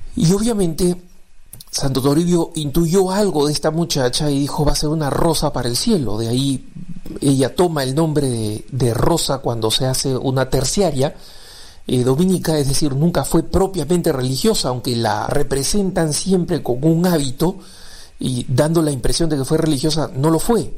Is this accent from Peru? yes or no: yes; Peru; me he criado en el Perú, soy peruano